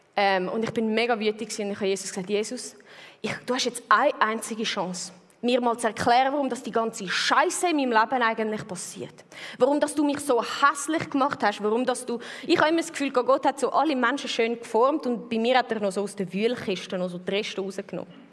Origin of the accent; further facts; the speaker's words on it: Switzerland; also born or lived in Zurich; wo ich 13 geworden bin, sind mir zügelt vom Land, äh, wo ich aufgewachsen bin, in die Stadt, mit in die Stadt Zürich rein